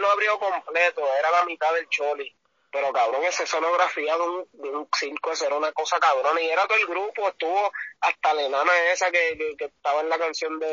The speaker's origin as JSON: {"language": "Spanish", "country": "Puerto Rico", "said": "me abochorno como puertorriqueño"}